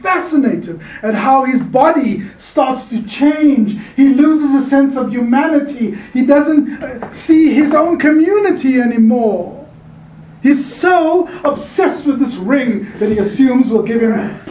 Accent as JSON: {"language": "English", "country": "South Africa", "tie": "born or raised there", "moved": "yes", "lives_now": "California, United States", "said": "a South African Californian who grew up under an apartheid system"}